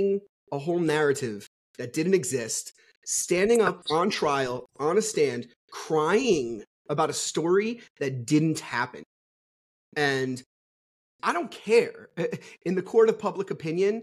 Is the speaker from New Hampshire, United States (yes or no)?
no; New Jersey, United States; I'm from New Jersey.